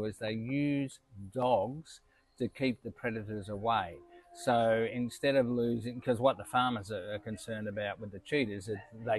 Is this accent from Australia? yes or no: yes; Queensland, Australia; as an Australian and as a Queenslander